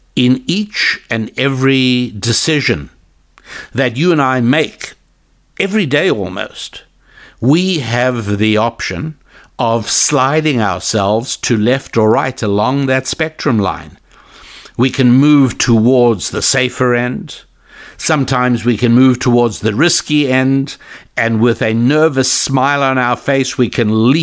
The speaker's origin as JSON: {"language": "English", "country": "South Africa", "tie": "born or raised there", "moved": "yes", "said": "I was born in South Africa. I've been away several decades."}